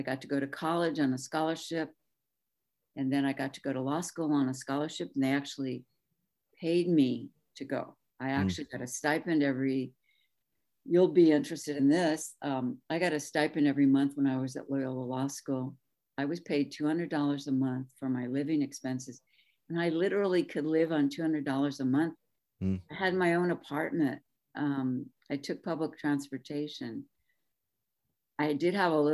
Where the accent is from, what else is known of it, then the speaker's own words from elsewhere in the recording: Pico Rivera, California, United States; now in Oxnard, United States; I grew up in Pico Viejo in San Gabriel Valley, in Pico Rivera.